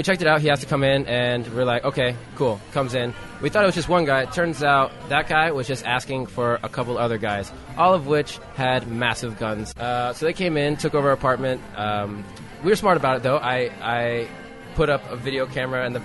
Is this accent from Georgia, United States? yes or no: yes; Atlanta, Georgia, United States; moved away as an adult; now in Buenos Aires, Argentina; I'm from Atlanta, Georgia.